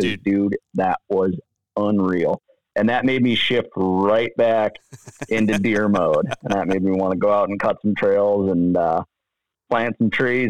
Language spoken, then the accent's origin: English; Wisconsin, United States; growing up in Southwest Wisconsin, it is more rural around here than it was around there.